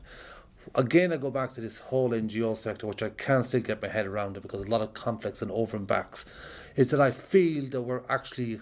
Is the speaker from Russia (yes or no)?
no; Ireland; I'm an Irish traveller, and I grew up around a lot of conflict